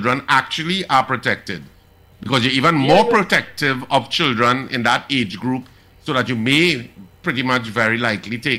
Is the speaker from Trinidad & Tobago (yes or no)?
yes; Trinidad & Tobago; I am Trinidadian